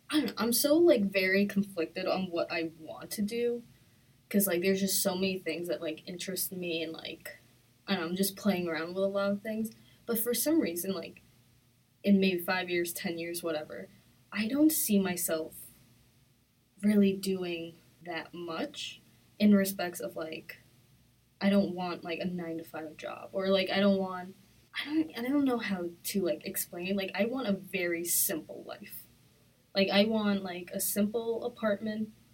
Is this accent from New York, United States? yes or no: yes; Long Island, New York, United States; I'm from Long Island.